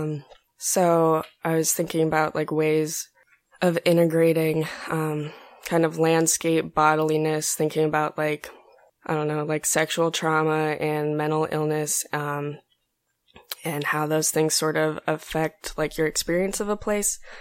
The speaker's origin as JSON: {"language": "English", "town": "Greeley", "region": "Colorado", "country": "United States", "moved": "yes", "lives_now": "San Antonio, United States", "said": "I'm from, um, Greeley, Colorado. It's in northern Colorado"}